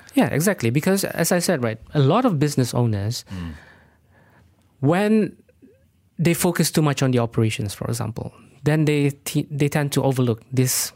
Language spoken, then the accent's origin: English; Sabah, Malaysia; I'm actually from Sabah